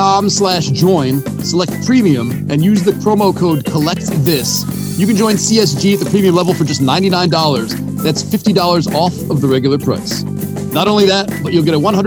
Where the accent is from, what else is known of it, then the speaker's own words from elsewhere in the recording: Syracuse, New York, United States; I grew up in Syracuse. My family's from Jersey